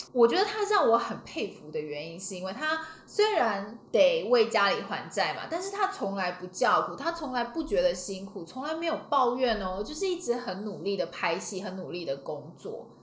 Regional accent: Taiwan; 我们台湾人

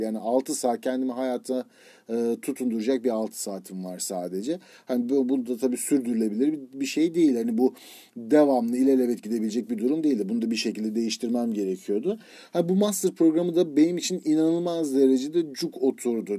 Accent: Turkey; moved away as an adult; also born or lived in San Diego, United States / New York, United States; now in United States; İki yıl Amerika'da kalıp İngilizcemi geliştirip sonra Türkiye'ye dönmek

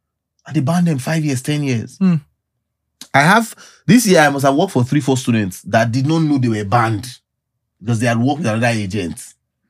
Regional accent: Nigeria; we're Nigerian.

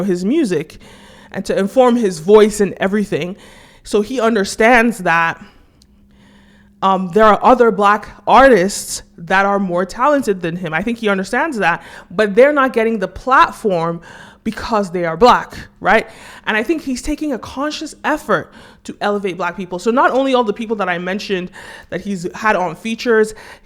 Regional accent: Nigeria; as a Nigerian

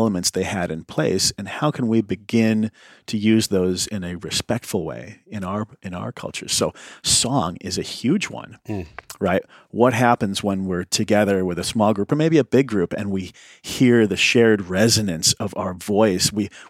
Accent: Indiana, United States; I grew up in Indiana in the 80s, I'm a white guy.

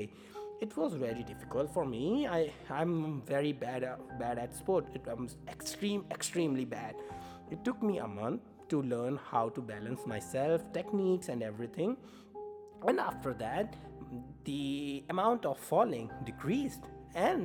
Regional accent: India; English is a second language; moved away as an adult; now in Norway; I moved to Norway from India

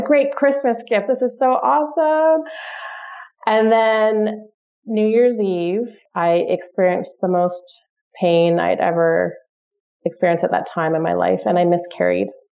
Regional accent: Toronto, Ontario, Canada; moved away as an adult; also born or lived in London, United Kingdom; I'm from Toronto originally.

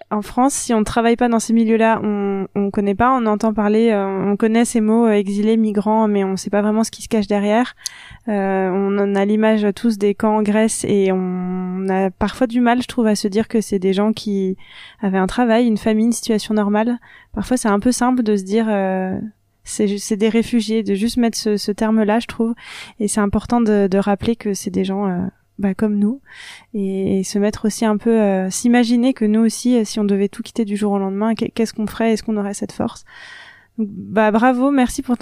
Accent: Lomé, Maritime, Togo; Comme si j'étais chez moi à Lomé, tu vois.

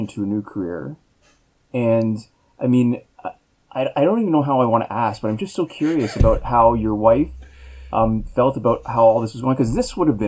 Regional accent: Canada; we're Canadian

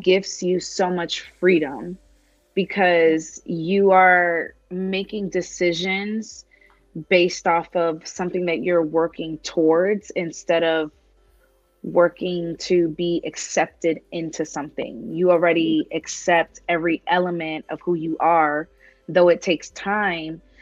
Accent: New York, United States; moved away as an adult; now in Las Vegas, United States; I'm from New York

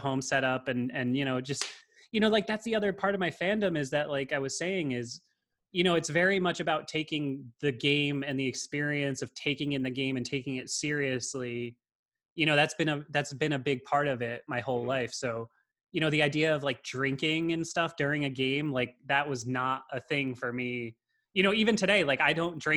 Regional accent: Connecticut, United States; I grew up in Connecticut, and I have a big Italian family

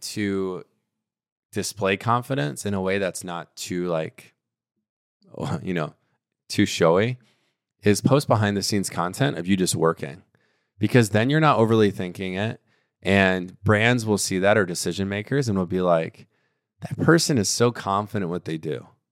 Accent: Miami, Florida, United States; I'm from Miami

